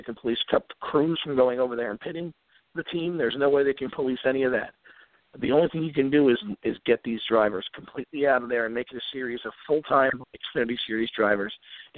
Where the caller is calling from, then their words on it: Virginia, United States; … from Virginia.